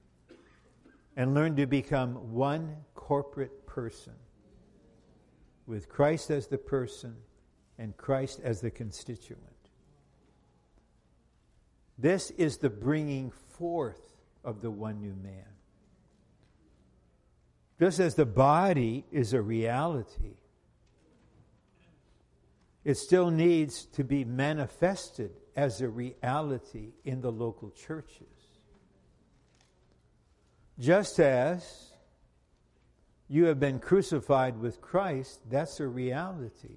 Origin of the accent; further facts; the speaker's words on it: United States; I'm not an American. I'm not a Finno-Swedish Caucasian American.